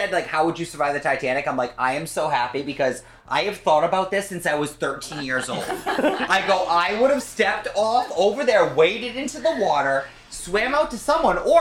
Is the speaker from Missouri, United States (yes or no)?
no; Woonsocket, Rhode Island, United States; born or raised there; also born or lived in Burrillville